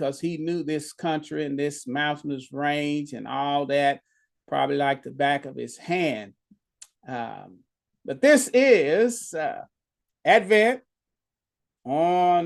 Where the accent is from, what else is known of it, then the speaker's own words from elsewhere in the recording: Dallas, Texas, United States; moved away; I'd have to go back to Dallas, Texas